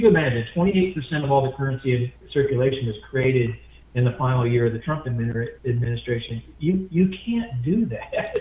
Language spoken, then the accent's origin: English; Midwest, United States; I was raised in the Midwest, but I consider myself a Southerner. My roots are Southern